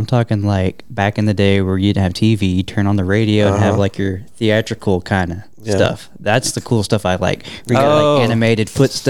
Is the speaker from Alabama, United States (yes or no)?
no; Fort Worth, Texas, United States; I am from Fort Worth.